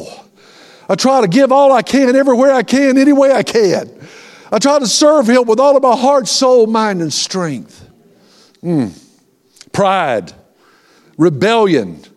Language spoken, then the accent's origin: English; Tallahassee, Florida, United States; I'm from Tallahassee